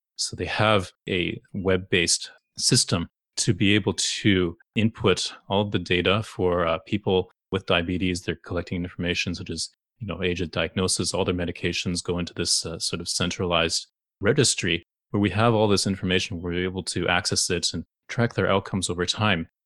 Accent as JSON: {"language": "English", "town": "Toronto", "region": "Ontario", "country": "Canada", "tie": "born or raised there", "said": "growing up in the very multicultural city of Toronto"}